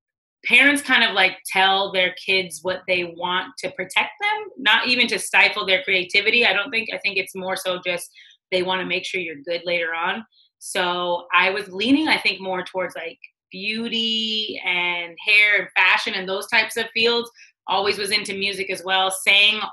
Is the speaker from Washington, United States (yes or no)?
yes; Washington, United States; moved away as an adult; also born or lived in California / Edmonds, Washington / Beaufort, South Carolina / Los Angeles; I grew up in Washington, literally as a Native American